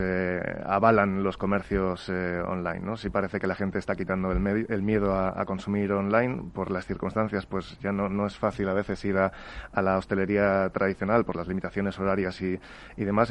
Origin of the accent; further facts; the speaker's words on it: Spain; en España somos